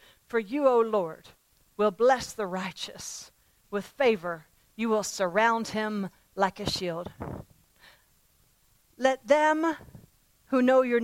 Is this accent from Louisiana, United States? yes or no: no; Pennsylvania, United States; I was raised in Pennsylvania, and there were farms all around my home when I was growing up